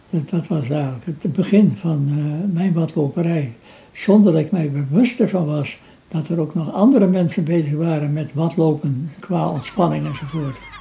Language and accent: Dutch; Workum, Friesland, Netherlands; ik geboren ben in Workum. En de landerij van de boerderij waar ik woonde, die grenzen aan de Zuiderzeedijk.